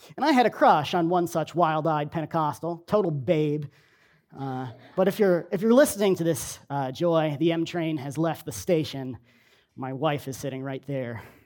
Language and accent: English; Long Island, New York, United States; I grew up on Long Island in New York